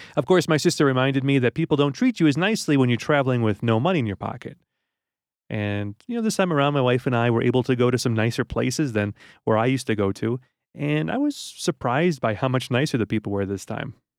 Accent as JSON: {"language": "English", "country": "United States", "said": "as an American"}